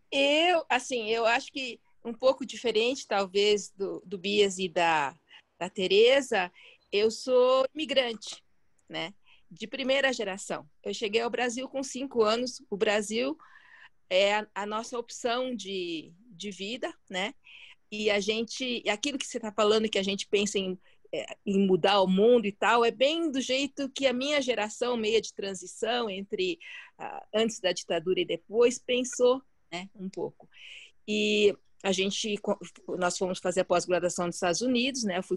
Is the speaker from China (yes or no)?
yes; China; E, e o chinês, né, eu sou chinesa, né? Para quem não sabe